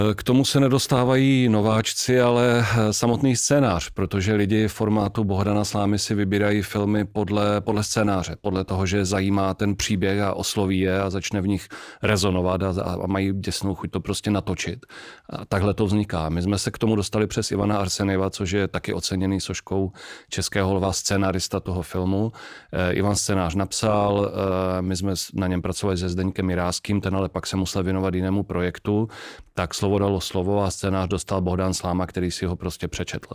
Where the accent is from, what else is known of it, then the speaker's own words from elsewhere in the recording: Czechia; my jako Češi